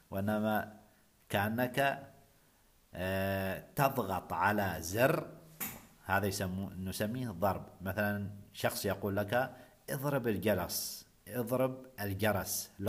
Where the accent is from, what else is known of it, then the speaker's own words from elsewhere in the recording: Oman; قبل أن نتحدث عن الضيافة عندنا في بلدي عمان آه، الضيافة العمانية سوف أتحدث عن المنزل العماني